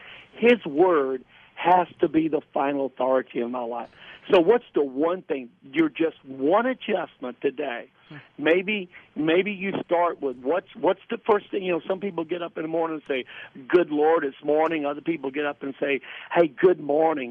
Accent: the South, United States; I grew up in the South

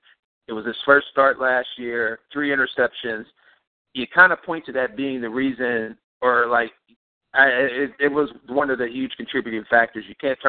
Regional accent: Cleveland, Ohio, United States; Cleveland-born and raised, Buckeye, born and bred.

